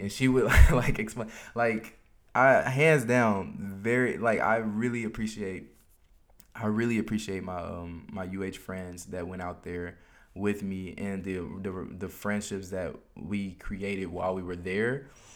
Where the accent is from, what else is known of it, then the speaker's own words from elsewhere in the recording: United States; as an American